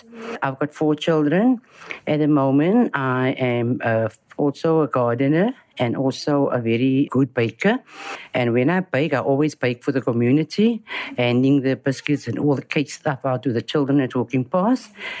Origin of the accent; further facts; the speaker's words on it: Cape Town, Western Cape, South Africa; I'm from Strandfontein, all the way from Strandfontein.